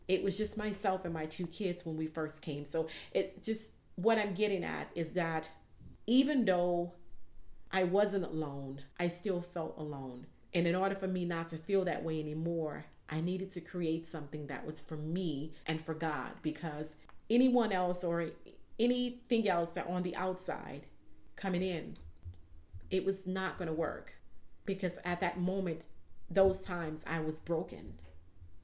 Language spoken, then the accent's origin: English; New Orleans, Louisiana, United States; growing up in New Orleans